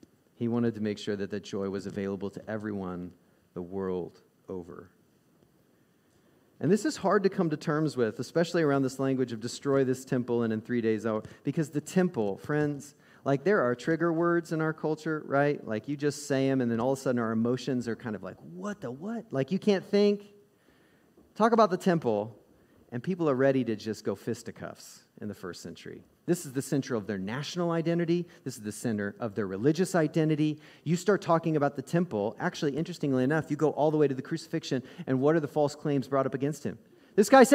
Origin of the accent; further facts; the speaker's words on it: Midwest, United States; also born or lived in the South; I grew up in the South and in the Midwest